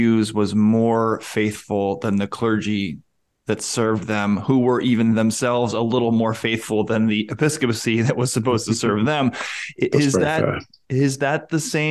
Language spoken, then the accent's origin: English; United States; I as an American